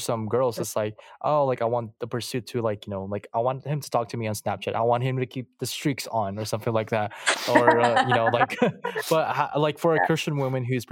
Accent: Philippines; moved away; I'm from the Philippines. I was born and raised there

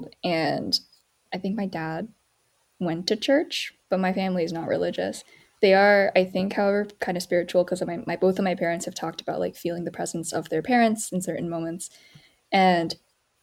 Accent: North Carolina, United States; moved away as an adult; also born or lived in Pennsylvania; now in Washington, DC, United States; I grew up in North Carolina, as you can probably imagine, not a huge JA community. And then I like went to college in Pennsylvania, and I live in DC

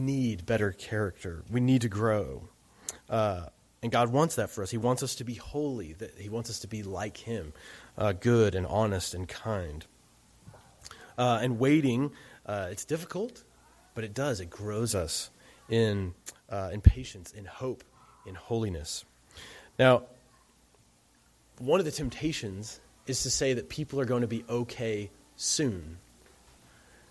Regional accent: Alabama, United States; moved away; I'm from Alabama

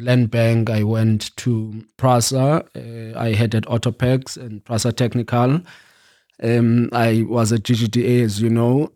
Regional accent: Eastern Cape, South Africa; moved away; also born or lived in New York; I grew up in the Eastern Cape

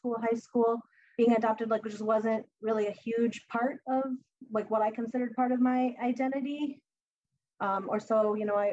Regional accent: Massachusetts, United States; moved away as an adult; also born or lived in Bogota, Colombia; now in New Hampshire, United States; Right now, I am living in New Hampshire. I grew up in Massachusetts, so I've always been in this New England area.

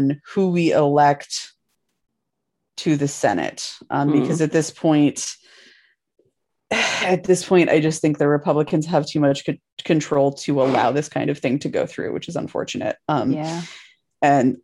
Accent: Washington, United States; that's my home state

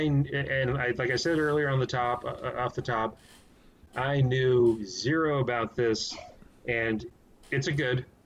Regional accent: San Antonio, Texas, United States; also born or lived in Austin, Texas; I've been born and raised in Texas, San Antonio, uh, high school, went to college at UT Austin, history major

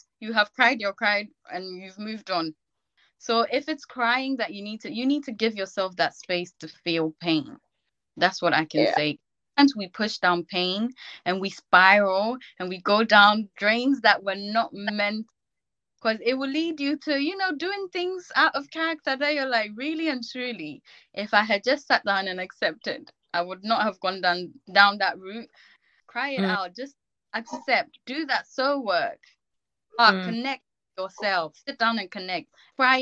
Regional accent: Ghana; now in United Kingdom; I grew up in Ghana, so when I went to school in Ghana

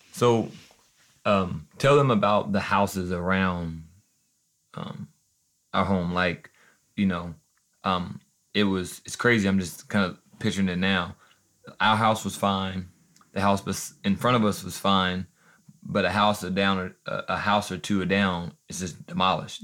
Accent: Joplin, Missouri, United States; We're from Joplin, Missouri

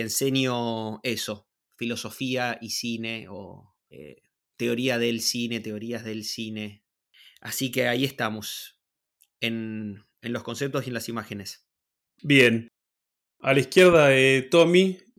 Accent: Buenos Aires, Argentina; nacido y criado en Buenos Aires, vivo en Buenos Aires

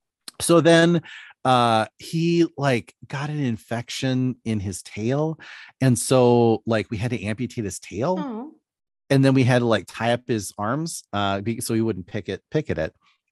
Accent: Philippines; You know, growing up in the Philippines was a little nuts.

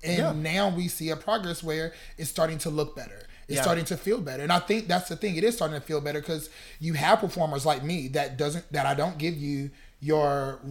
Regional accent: North Carolina, United States; moved away as an adult; now in Chicago, United States; I'm from North Carolina, so that's South.

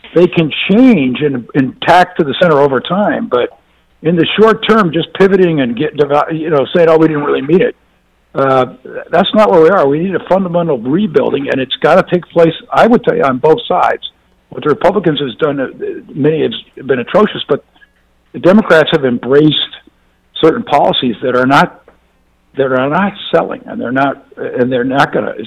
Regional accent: Mississippi, United States; I'm from Mississippi

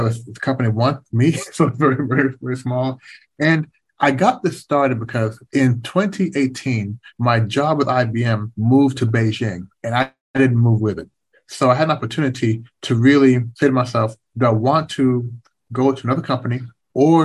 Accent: Kentucky, United States; moved away as an adult; also born or lived in Canada / Washington, D.C.; growing up in Kentucky

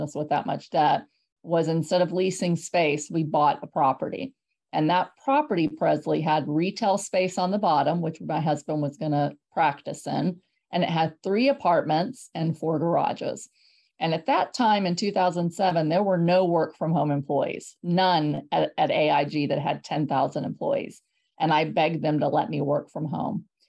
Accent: San Antonio, Texas, United States; born or raised there; moved away as an adult; also born or lived in Houston, Texas; now in Hershey, United States

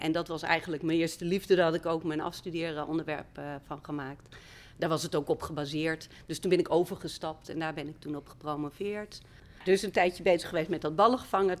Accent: Friesland, Netherlands; moved away as an adult; also born or lived in Amsterdam; Ik kwam uit Friesland

